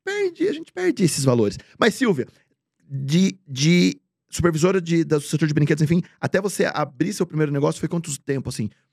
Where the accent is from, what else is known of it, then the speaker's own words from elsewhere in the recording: Bragança Paulista, São Paulo, Brazil; eu venho de Bragança, que é interior de São Paulo